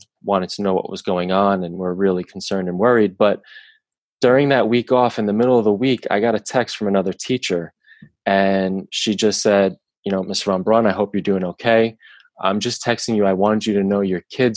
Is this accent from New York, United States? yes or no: yes; Long Island, New York, United States; I grew up, I'm born and raised on Long Island